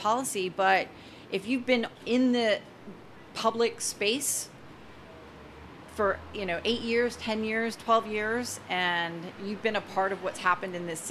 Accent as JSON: {"language": "English", "town": "New York City", "region": "New York", "country": "United States", "said": "I am the girl from Harlem"}